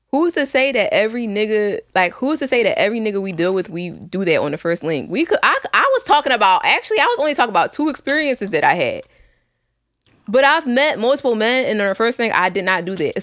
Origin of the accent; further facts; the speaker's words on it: Philadelphia, Pennsylvania, United States; I grew up in West Philly